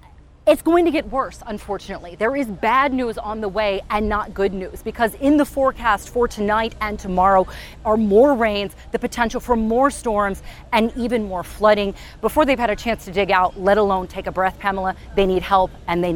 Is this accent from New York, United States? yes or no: no; Kentucky, United States; moved away; in my home state of Kentucky